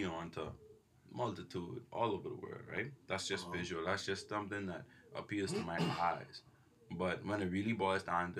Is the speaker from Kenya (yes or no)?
no; Bahamas; I'm from the Bahamas and these are Bahamian jokes.